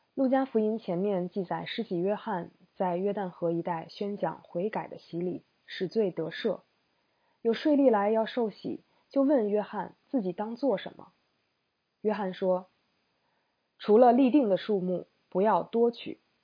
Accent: China; 我们中国人

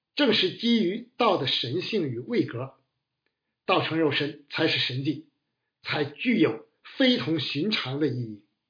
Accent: China; 我们中国人的观念与追求

